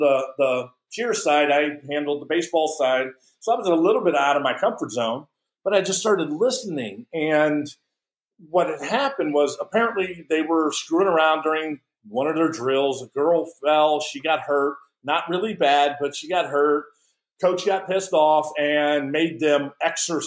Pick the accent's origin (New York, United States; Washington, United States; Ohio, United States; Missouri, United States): Missouri, United States; St. Louis; I grew up in St. Louis